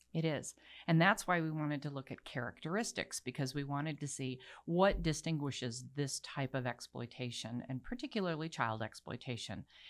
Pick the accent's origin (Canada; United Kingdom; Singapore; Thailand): Thailand; Bangkok; now in United States; I was raised in Bangkok.